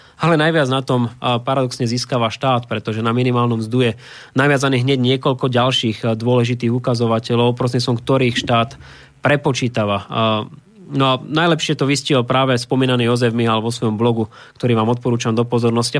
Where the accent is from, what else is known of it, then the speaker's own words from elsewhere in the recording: Slovakia; pre mňa ako slovenského politika